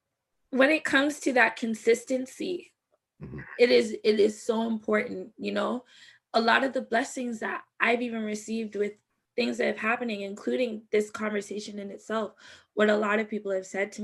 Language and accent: English; Jamaica; now in Canada; I'm Jamaican